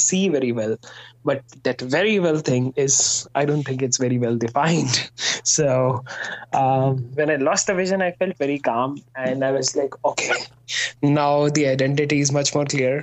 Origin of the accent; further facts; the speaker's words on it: Faridabad, Haryana, India; moved away as an adult; also born or lived in Delhi; now in Mumbai, India; My family stays in my hometown, Faridabad.